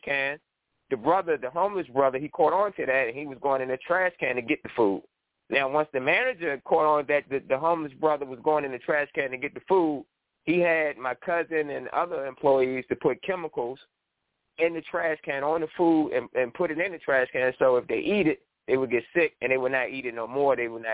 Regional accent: Richmond, Virginia, United States; my hometown, Richmond, Virginia

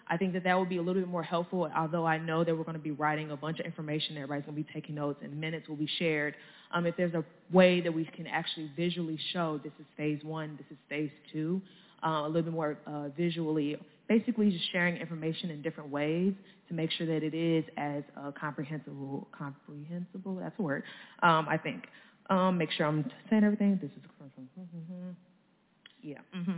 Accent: Ferguson, Missouri, United States; I am a St. Louis County resident. I'm from Ferguson, Missouri.

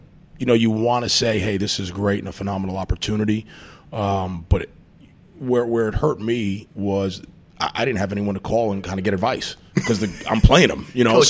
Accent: New York, United States; Like, you know, I'm coming from New York.

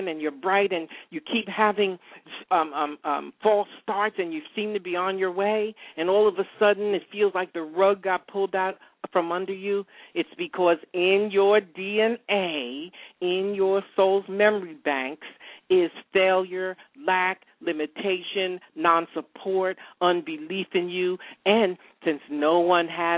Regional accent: upstate New York, United States; moved away as an adult; I'm a New Yorker, I moved from upstate New York, went to school with George Pataki, the former governor

